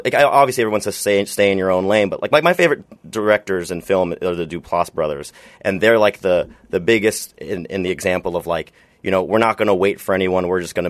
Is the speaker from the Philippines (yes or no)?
yes; Philippines; I'm a Filipino comedian.